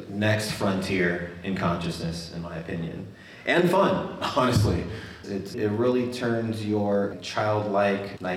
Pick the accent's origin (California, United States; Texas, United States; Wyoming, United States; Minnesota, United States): Wyoming, United States; born there; also born or lived in Florida; born in Wyoming.